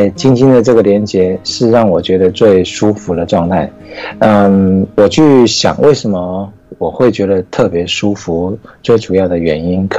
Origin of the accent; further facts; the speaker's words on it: Taiwan; OK OK，大家好，我是来自台湾，然后嗯现在台湾时间是嗯一点四十分，啊、凌晨一点四十分